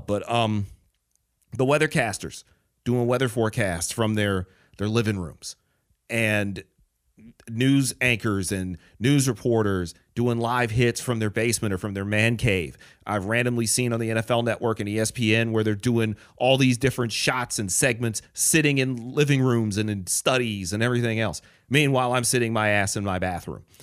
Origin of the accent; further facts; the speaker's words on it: Detroit, Michigan, United States; moved away; also born or lived in Chicago; Detroit, my hometown